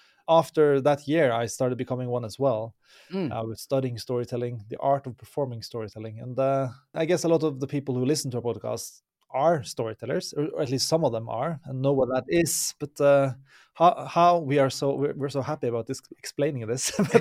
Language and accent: English; Norway; English is a second language; Lost in celebration … from Norway.